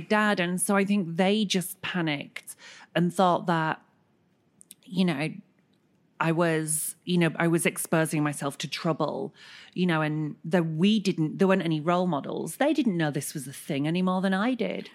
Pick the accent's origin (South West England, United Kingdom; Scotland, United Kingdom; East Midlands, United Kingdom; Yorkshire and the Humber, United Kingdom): Yorkshire and the Humber, United Kingdom; Bradford; I was growing up in Bradford